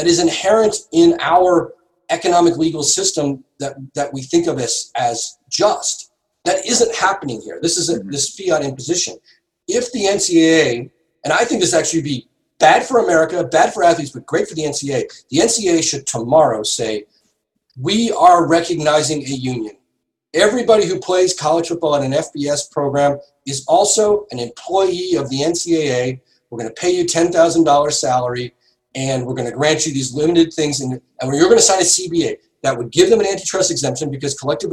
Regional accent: Massachusetts, United States; I grew up in Massachusetts

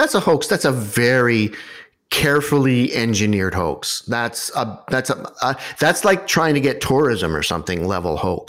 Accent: Concord, Massachusetts, United States; I grew up in a small town. I grew up in Concord, Massachusetts, which is full of stories and ghosts and things.

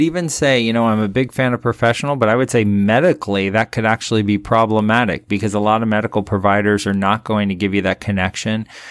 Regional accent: Miami, Florida, United States; also born or lived in Big Island, Hawaii; now in Hawaii, United States; I'm from Miami

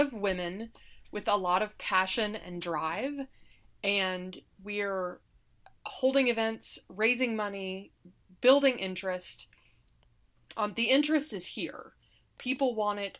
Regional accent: Alabama, United States; moved away as an adult; now in Saratoga Springs, United States; I grew up in Alabama, and my spouse was in the Navy

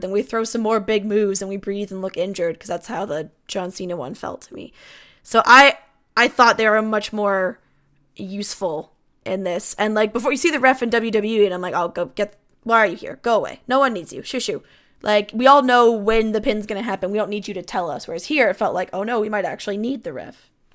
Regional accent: Canada; I'm a Canadian

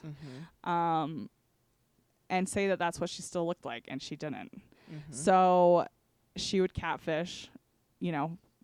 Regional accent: Panguitch, Utah, United States; I was raised in Penguich.

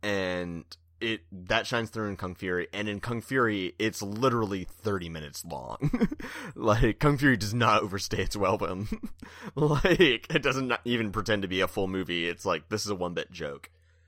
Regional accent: California, United States; now in Bay Area, United States; I'm from Southern California. It was great down there, like the very brown beans. And then I'm in the Bay Area

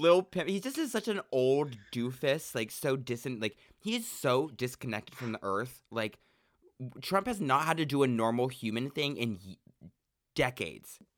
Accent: Central Oregon, United States; I'm from Central Oregon where there was a total of two black people in my high school

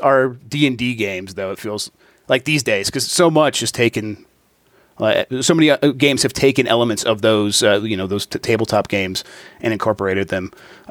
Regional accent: Midwest, United States; we're from the Midwest

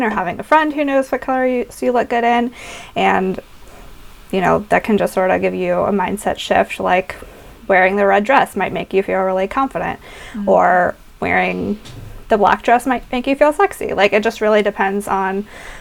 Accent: the South, United States; growing up in the South

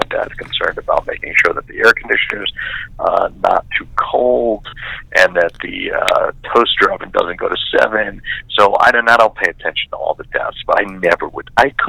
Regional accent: Staten Island, New York, United States; I grew up here in Staten Island, which is one of the five boroughs of New York City.

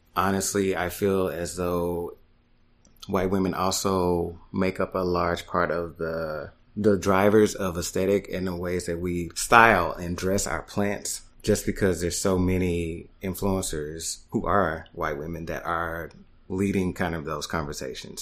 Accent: Dallas, Texas, United States; moved away as an adult; also born or lived in Houston, Texas / New York; now in Brooklyn, United States; I am originally from Dallas, Texas

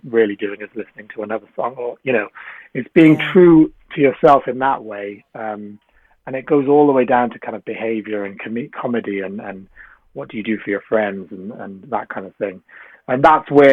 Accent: South Wales, United Kingdom; moved away as an adult; also born or lived in London / Sri Lanka (family); I come from a Sri Lankan family, but I was brought up in South Wales, and then I moved to London when I went to university.

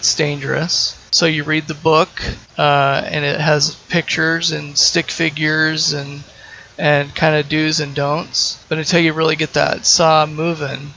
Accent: Salt Lake City, Utah, United States; moved away as an adult; now in Portland, United States; I'm originally from Salt Lake City, and I moved to Portland 8 or 10 years ago.

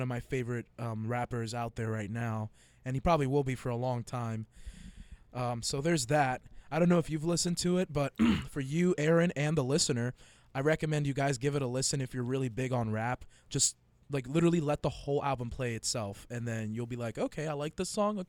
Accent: New York, United States; You're telling me this because I'm a New Yorker.

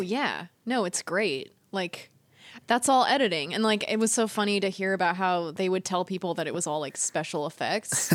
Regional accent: Northern California, United States; also born or lived in Walnut Creek, California; I was born and raised in Northern California

